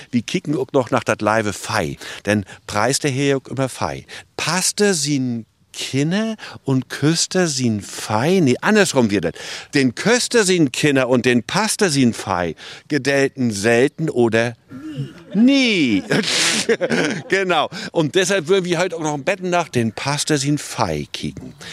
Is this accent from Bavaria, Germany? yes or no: no; Mecklenburg-Vorpommern, Germany; Wir kommen von Großkennington.